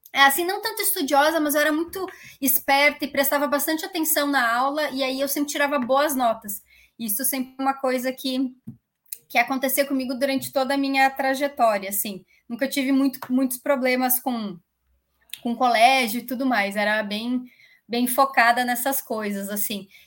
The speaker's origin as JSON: {"language": "Portuguese", "town": "Caxias do Sul", "region": "Rio Grande do Sul", "country": "Brazil", "tie": "born or raised there", "lives_now": "Barueri, Brazil", "said": "Nascida e criada. Eu fiquei a minha vida inteira lá, faz menos de cinco anos que eu moro em São Paulo, que eu mudei para São Paulo."}